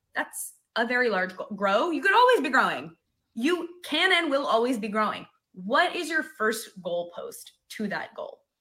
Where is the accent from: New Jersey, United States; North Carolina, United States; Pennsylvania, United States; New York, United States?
New York, United States; now in Nashville, United States; I'm from New York. I'm from the north